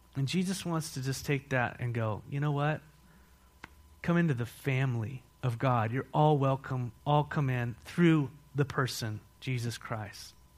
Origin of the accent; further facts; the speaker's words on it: San Marcos, California, United States; also born or lived in Mexico / Philippines; now in Walla Walla, United States; I was raised in San Marcos, California.